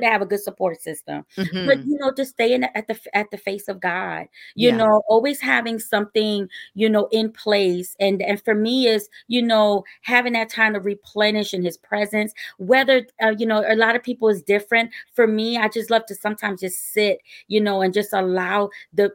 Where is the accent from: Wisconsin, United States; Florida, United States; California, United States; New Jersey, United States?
New Jersey, United States; Newark; moved away as an adult; now in Norfolk, United States; I'm originally from Newark, New Jersey.